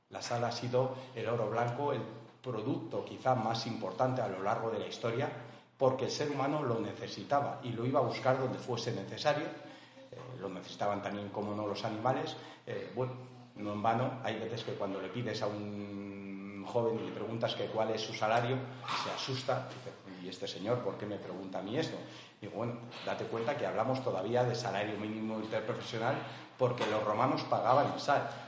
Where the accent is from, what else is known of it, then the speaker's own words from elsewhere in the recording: Poza de la Sal, Castile and León, Spain; Todos los pozanos, cuando vamos por ahí, en vez de hablar que somos de Burgos o somos de Bilbao, somos, somos pozanos.